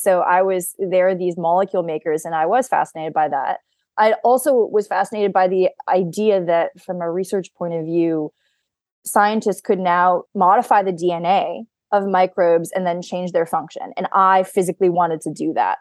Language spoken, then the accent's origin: English; Mystic, Connecticut, United States; moved away as an adult; also born or lived in Stanford / San Francisco; now in Boston, United States; I am originally from Mystic, Connecticut, on the Connecticut seashore. Um, I grew up in New England.